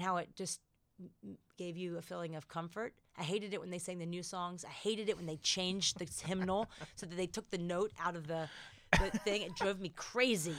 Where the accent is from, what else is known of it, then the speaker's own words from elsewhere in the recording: United States; being fiercely American